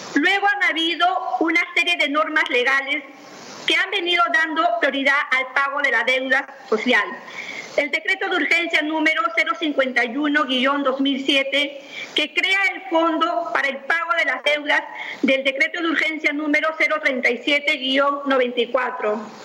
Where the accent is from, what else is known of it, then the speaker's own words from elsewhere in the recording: Peru; also born or lived in Cañete Province, Lima, Peru; todos los peruanos